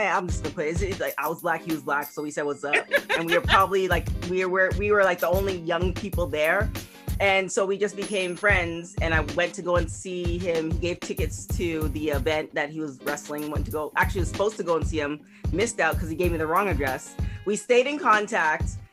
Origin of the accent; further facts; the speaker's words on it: Canada; I'm from Canada